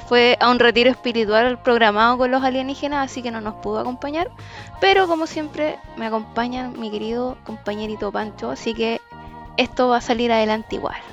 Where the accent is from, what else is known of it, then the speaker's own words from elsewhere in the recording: Santiago, Santiago Metropolitan Region, Chile; yo y el José, que somos típicos santiaguinos